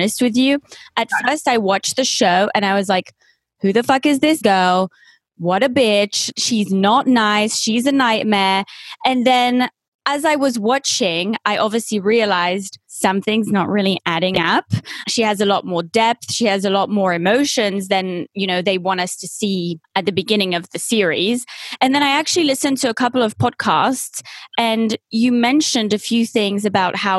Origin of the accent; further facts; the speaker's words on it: Switzerland; first language French; English is a second language; moved away; also born or lived in United Kingdom / Los Angeles, United States; I was born in Switzerland, moved to the UK. I felt more attached to my British roots